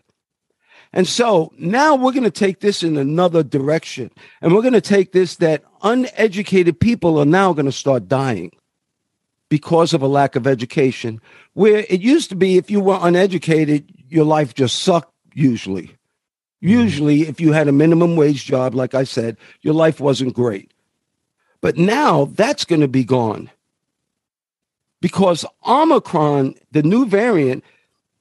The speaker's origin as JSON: {"language": "English", "region": "New York", "country": "United States", "tie": "born or raised there", "said": "I come from New York"}